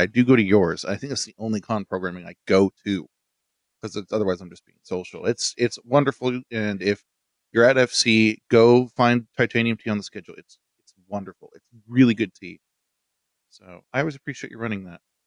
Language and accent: English; Utah, United States; I grew up in Utah